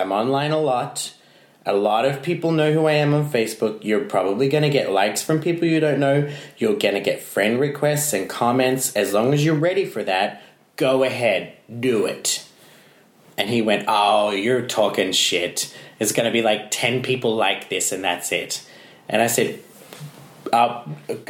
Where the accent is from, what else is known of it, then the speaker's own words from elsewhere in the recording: Brisbane, Queensland, Australia; now in Iceland; my hometown of Brisbane